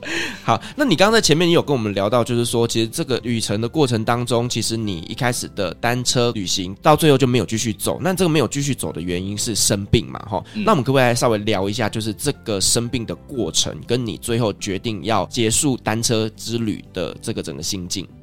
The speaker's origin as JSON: {"language": "Chinese", "region": "Kaohsiung", "country": "Taiwan", "tie": "born or raised there", "moved": "yes", "lives_now": "Taipei, Taiwan", "said": "我是从高雄上来的一个小孩"}